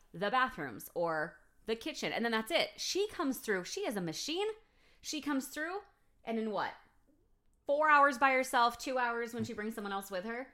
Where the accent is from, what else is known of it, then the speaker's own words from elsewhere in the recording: United States; if I lived in a different country as an American